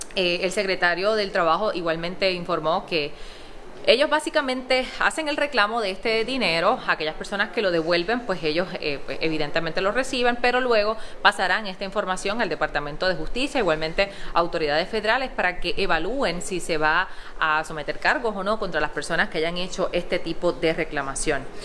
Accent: Utuado, Puerto Rico; en mi pueblo, en nuestro pueblo de Utuado

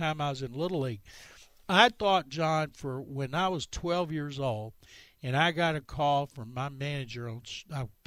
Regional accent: Waco, Texas, United States; also born or lived in Hillsboro, Texas; now in Houston, United States; I was born in Hillsboro, 30 miles from Waco. I grew up in Waco

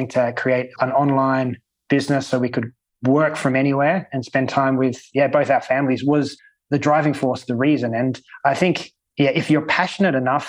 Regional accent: Sydney, New South Wales, Australia; now in Malta; Sydney, my hometown

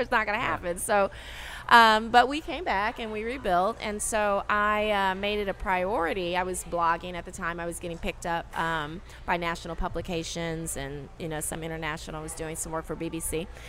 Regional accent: Los Angeles, California, United States; moved away as an adult; now in New Orleans, United States; I'm originally from Los Angeles, and I moved here about five months prior to the storm

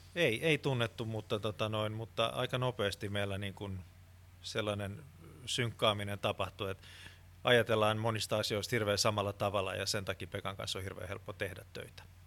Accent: Finland; olen suomenruotsalainen

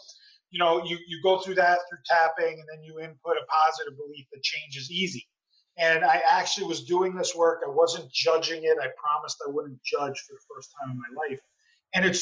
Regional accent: New Jersey, United States; I grew up in Jersey

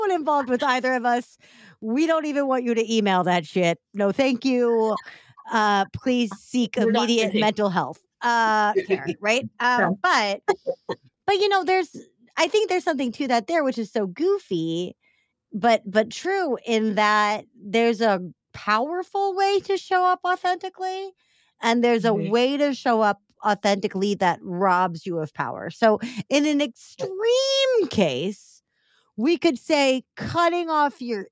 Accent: Missouri, United States; now in Chicago, United States; I'm from Missouri

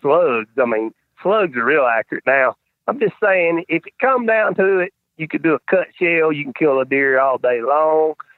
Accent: North Carolina, United States; I'm North Carolina

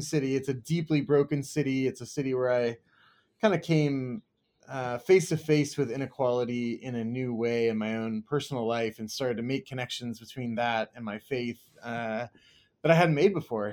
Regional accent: United States; also born or lived in Kansas, United States / Southern California, United States; grew up in Kansas and Southern California and spent kinda my childhood between those two places

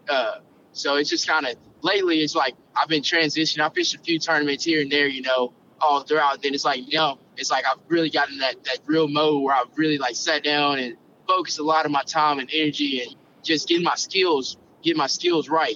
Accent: Camden, Arkansas, United States; moved away as an adult; also born or lived in Conway, Arkansas; now in Little Rock, United States; I'm from Camden, Arkansas, which is uh down south Arkansas.

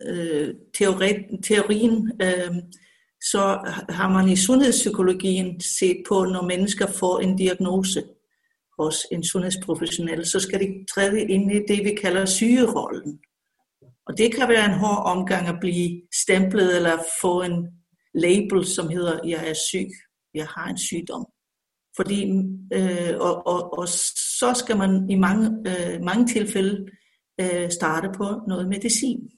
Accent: Iceland; moved away as an adult; also born or lived in Odense, Denmark; now in Copenhagen, Denmark; så har jeg som islænding jo boet meget i Island og været på universitetet derovre.

